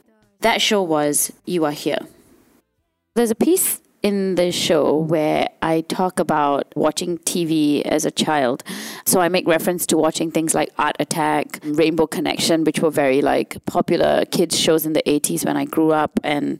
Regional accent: India; I cannot avoid being female, or I do identify as female, and I cannot avoid being Indian, and they're just parts of who I am.

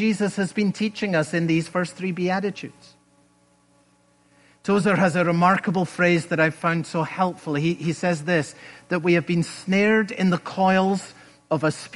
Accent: Scotland, United Kingdom; moved away; When I was a boy growing up in Scotland

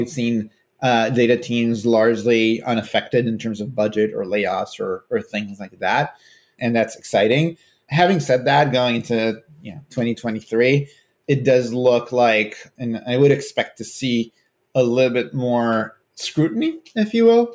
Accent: Israel; moved away as an adult; now in California, United States; I'm originally from Israel, but I've been living in California for the last 12 years or so

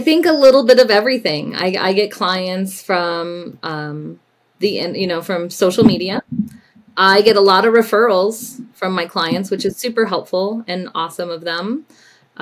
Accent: Denver, Colorado, United States; also born or lived in California / Winter Park, Colorado; I was raised in the Denver metro area, uh, graduated from Cherry Creek High School

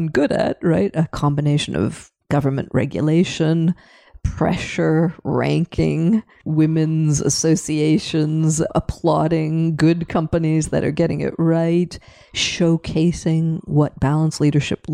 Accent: Canada; moved away as an adult; also born or lived in Paris, France; now in Europe; I was born in Canada, I re-immigrated back at age 20 and have never really left

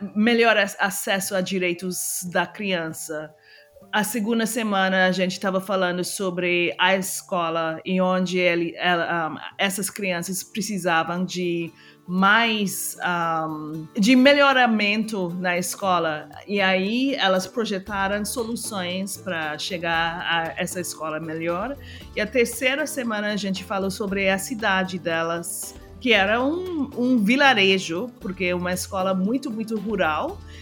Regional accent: Trinidad & Tobago; Portuguese is a second language; moved away as an adult; also born or lived in United States; eu sou de Trinidad e Tobago, mas eu estava morando nos Estados Unidos

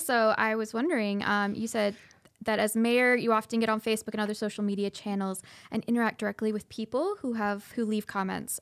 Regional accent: Scotland, United Kingdom; now in Cedar Rapids, United States; I grew up, I was born in Scotland, and I, um, immigrated here and got my Oh my goodness, my citizen trip when I was, uh, sixteen.

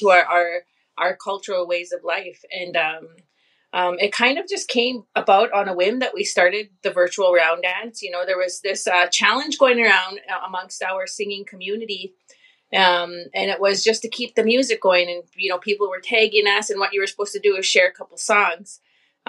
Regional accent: Saddle Lake Cree Nation, Alberta, Canada; I come to you from the Satellite Cree Nation up here in Treaty 6 territory of Alberta, Canada

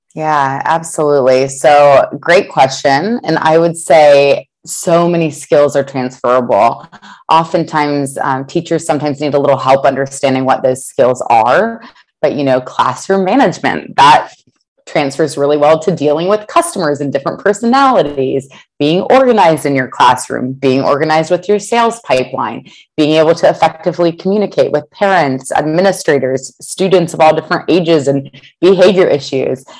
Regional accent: Columbus, Ohio, United States; moved away; I'm originally from Columbus, Ohio

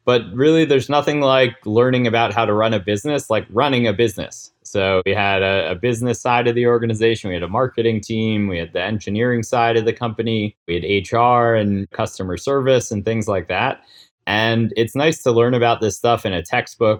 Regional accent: New York City, New York, United States; I grew up right here in New York City, born and bred here in Manhattan

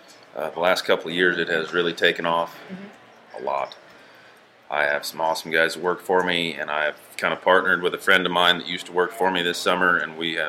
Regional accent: Wendell, Idaho, United States; also born or lived in Gooding, Idaho; I'm from Gooding, Idaho. Born and raised in Wendell, just down the road.

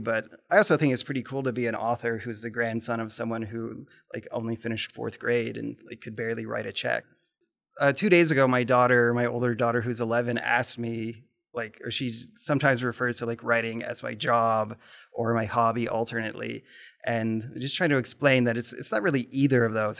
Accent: Lincoln, Nebraska, United States; now in Omaha, United States; grew up in Omaha, or excuse me, in Nebraska, but I've only lived in Omaha for like the last 15 years. And I think growing up in Lincoln

